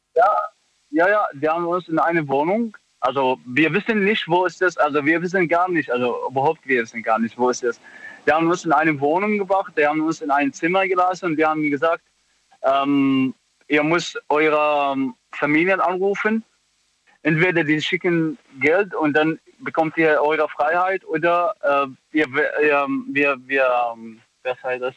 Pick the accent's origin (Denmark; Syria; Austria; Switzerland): Syria; Aleppo, Aleppo Governorate; German is a second language; moved away as an adult; now in Germany; ich komme aus Syrien